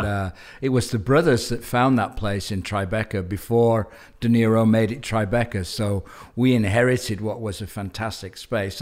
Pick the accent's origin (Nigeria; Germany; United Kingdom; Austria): United Kingdom; England; moved away as an adult; also born or lived in New Zealand; I left England, uh, as, pretty much as soon as I could when I was twenty-three, twenty-four.